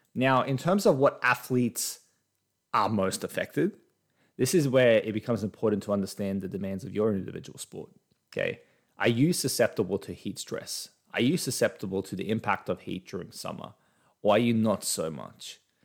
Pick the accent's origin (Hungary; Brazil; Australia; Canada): Australia; I'm Australian. I'm in Australia right now